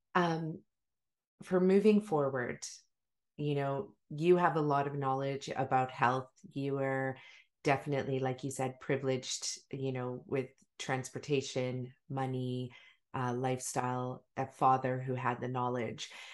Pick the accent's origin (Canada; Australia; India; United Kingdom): Canada; Maple Ridge, British Columbia; also born or lived in Africa; we had a huge garden when we moved from Africa to Maple Ridge, you know, massive garden